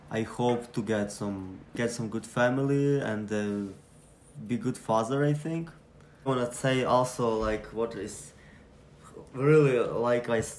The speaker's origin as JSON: {"language": "English", "town": "Lviv", "region": "Lviv Oblast", "country": "Ukraine", "second_language": "English", "moved": "as an adult", "lives_now": "Buffalo, United States", "said": "and I came from Ukraine. Name of city is Lviv. This is like a good and nice city. It's a tourist city."}